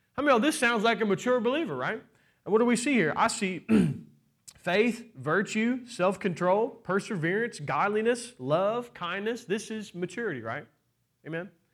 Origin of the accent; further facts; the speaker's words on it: Kentucky, United States; I'm from Kentucky